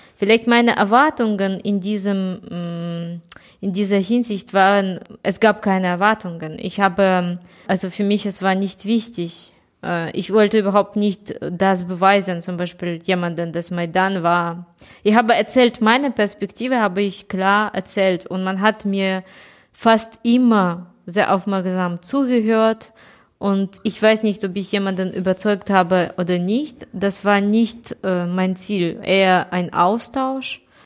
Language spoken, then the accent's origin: German; Kyiv, Ukraine; ich komme aus Kiew äh, und meine Stadt ist überhaupt nicht unter Beschuss.